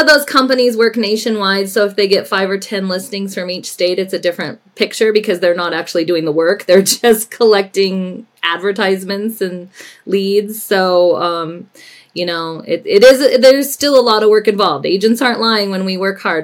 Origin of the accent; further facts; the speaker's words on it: Denver, Colorado, United States; also born or lived in California / Winter Park, Colorado; I was raised in the Denver metro area, uh, graduated from Cherry Creek High School